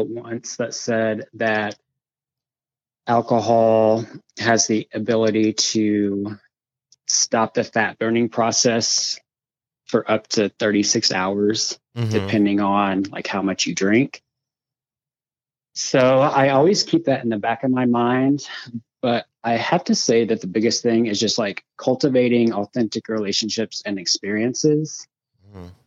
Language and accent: English; Springfield, Missouri, United States; I'm 38 and I'm from Springfield, Missouri